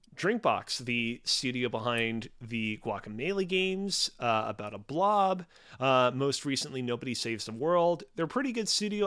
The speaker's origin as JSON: {"language": "English", "town": "Montreal", "region": "Quebec", "country": "Canada", "said": "I'm from Montreal."}